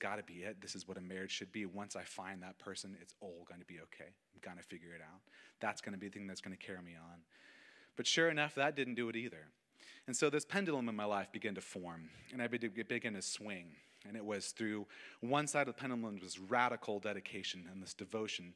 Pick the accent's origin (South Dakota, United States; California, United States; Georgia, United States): California, United States; Auburn; also born or lived in Cool, California; I was born in July of 1993, and I grew up in Cool, California, then moved to Auburn. I'm a foothill baby